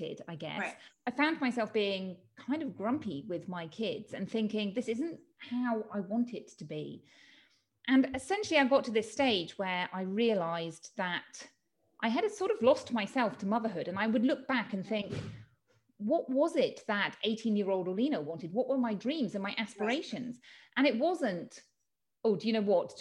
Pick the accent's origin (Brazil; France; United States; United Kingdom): United Kingdom; moved away as an adult; now in Spain; I'm from the UK, as you can tell from my accent.